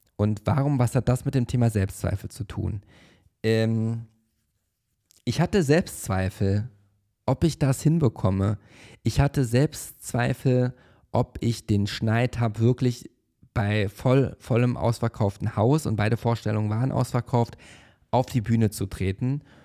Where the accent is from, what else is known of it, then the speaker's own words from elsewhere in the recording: Paderborn, North Rhine-Westphalia, Germany; now in Berlin, Germany; wo ich in der Schule war und das war in der Oberstufe bereits und ich hatte Englisch LK und warum, warum auch immer saß ich halt eine sehr lange Zeit in der ersten Reihe und vor mir saß mein Englischlehrer, der Herr Steinbach, am Gymnasium Schloss Neuhaus